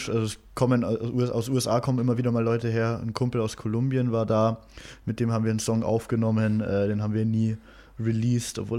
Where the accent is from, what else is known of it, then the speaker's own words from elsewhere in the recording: Unterhaching, Bavaria, Germany; wir sind beide in Unterhaching sind wir groß geworden.